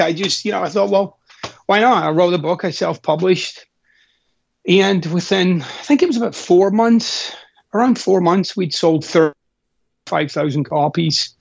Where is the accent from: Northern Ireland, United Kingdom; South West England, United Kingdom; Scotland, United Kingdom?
Scotland, United Kingdom; Glasgow; I'm Scottish, of course, and I'm I'm from Glasgow, Scotland